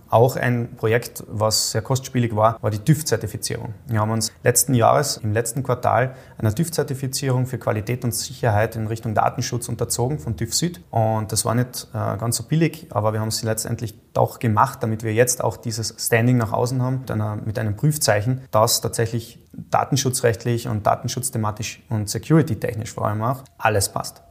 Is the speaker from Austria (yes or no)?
yes; Austria; als Österreicher